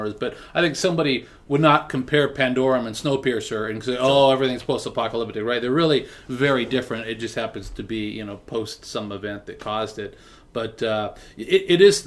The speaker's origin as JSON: {"language": "English", "town": "Whittier", "region": "California", "country": "United States", "tie": "born or raised there", "said": "when I was young, so I grew up in Whittier"}